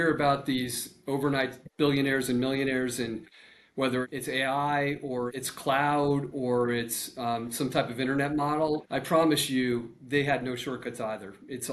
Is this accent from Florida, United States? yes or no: no; Central Connecticut, United States; I was 20 years ago growing up in Central Connecticut